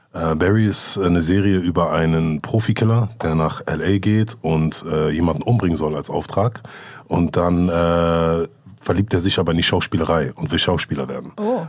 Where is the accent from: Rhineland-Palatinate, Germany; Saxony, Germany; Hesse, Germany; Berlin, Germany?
Berlin, Germany; wir sind beide in Steglitz, in Lichterfelde quasi aufgewachsen